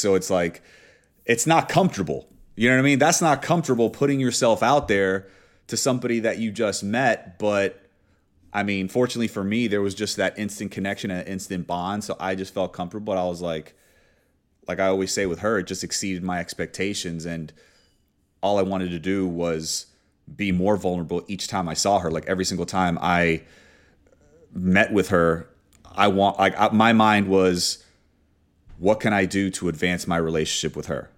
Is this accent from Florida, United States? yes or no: yes; Miami, Florida, United States; I'm from Miami